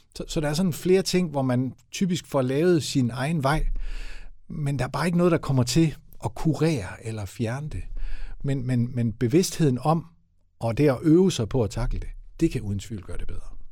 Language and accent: Danish; West Jutland, Central Denmark Region, Denmark; som vestjyde